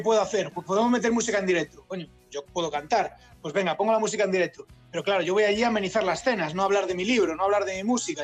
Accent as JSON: {"language": "Spanish", "town": "A Coruña", "region": "Galicia", "country": "Spain", "also_born_or_lived": "Tunisia / Paris / Egypt / Málaga", "moved": "yes", "said": "yo soy gallego, soy de La Coruña"}